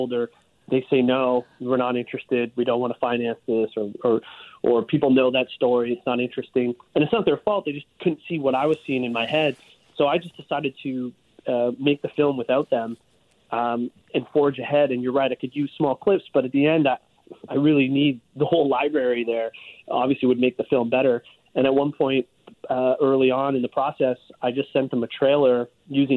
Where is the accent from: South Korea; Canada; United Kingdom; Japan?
Canada; Hamilton, Ontario; I grew up in Hamilton